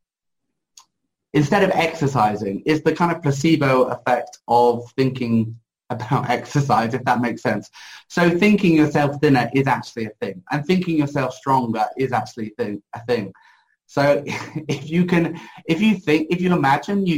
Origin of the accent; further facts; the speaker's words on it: United Kingdom; I'm British